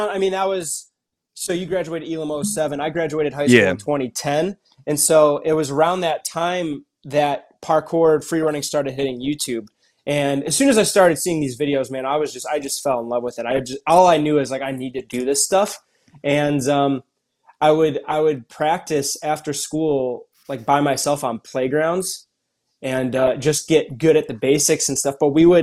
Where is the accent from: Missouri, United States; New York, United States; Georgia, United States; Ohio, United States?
Ohio, United States; Cleveland; I am originally from Cleveland, Ohio. That's where I was born and raised